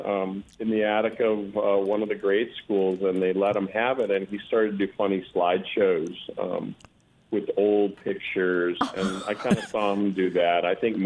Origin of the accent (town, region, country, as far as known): Green Bay, Wisconsin, United States; born or raised there; moved away; also born or lived in Stevens Point, Wisconsin / Fort Atkinson, Wisconsin / Minneapolis, Minnesota